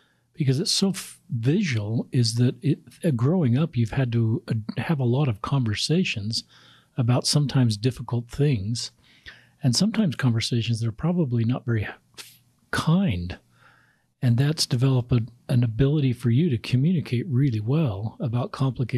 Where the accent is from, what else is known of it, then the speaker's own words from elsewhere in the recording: United States; as an American